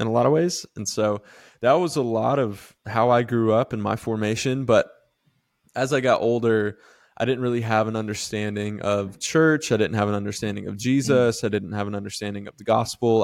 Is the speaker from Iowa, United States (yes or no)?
no; Live Oak, Florida, United States; moved away; also born or lived in the Carolinas; grew up in a really small town called Live Oak